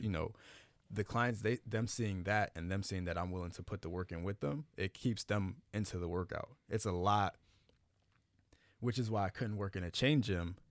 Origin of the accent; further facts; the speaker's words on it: Miami, Florida, United States; I grew up in Miami